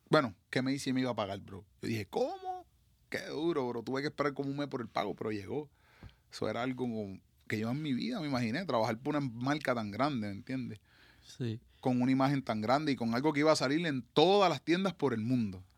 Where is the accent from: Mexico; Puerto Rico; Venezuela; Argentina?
Puerto Rico; Patillas; que voy a imaginarme yo que vengo de Patilla, del campo, por allá